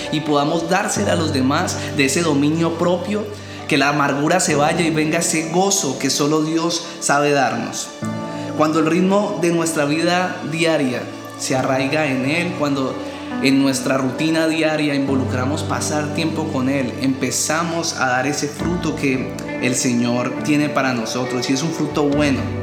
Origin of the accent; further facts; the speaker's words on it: Colombia; los que somos de Colombia